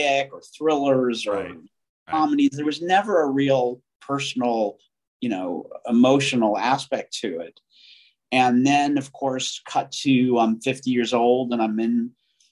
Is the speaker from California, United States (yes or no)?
yes; Los Angeles, California, United States; I grew up in Southern California and in Hollywood